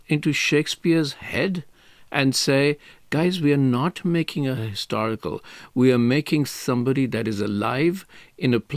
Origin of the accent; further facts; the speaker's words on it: Mumbai, Maharashtra, India; I come from Mumbai